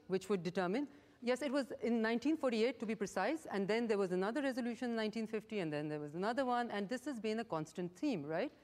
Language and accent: English; Pakistan